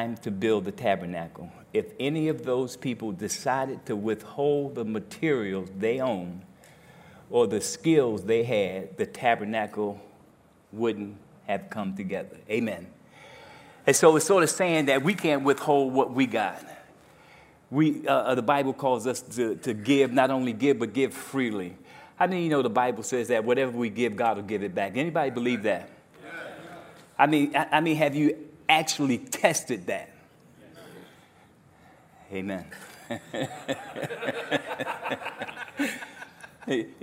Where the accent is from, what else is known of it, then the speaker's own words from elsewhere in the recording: New Jersey, United States; now in Grand Rapids, United States; I'm from New Jersey